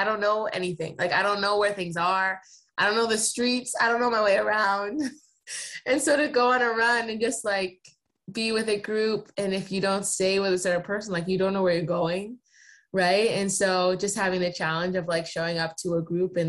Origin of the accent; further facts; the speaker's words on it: East Coast, United States; moved away as an adult; now in Seattle, United States; I'm also like born and raised on the East Coast. My parents are from New York